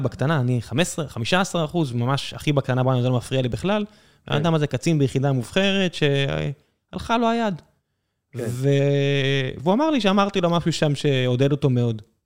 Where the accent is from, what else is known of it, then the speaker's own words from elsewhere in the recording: Beersheba, Southern District, Israel; אני גדלתי באר שבע